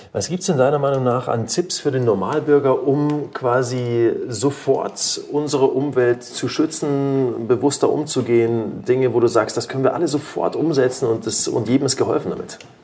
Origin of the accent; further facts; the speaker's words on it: Germany; bei uns in Deutschland